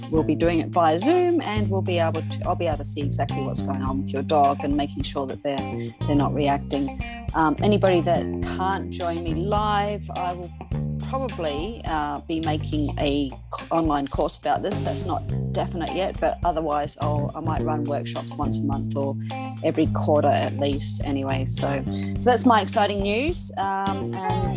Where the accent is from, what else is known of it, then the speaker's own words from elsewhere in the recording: Australia; I'm from Australia